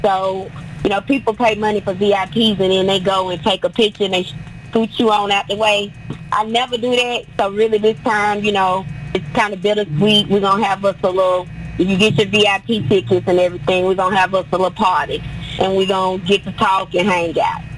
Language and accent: English; Tennessee, United States; now in Nashville, United States; I'm from Tennessee, but when I moved to Nashville